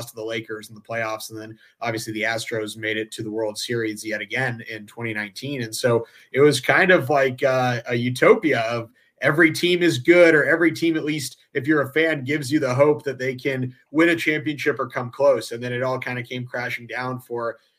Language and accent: English; Iowa, United States; also born or lived in Ukraine; now in Houston, United States; I was born in Ukraine originally. I grew up in Iowa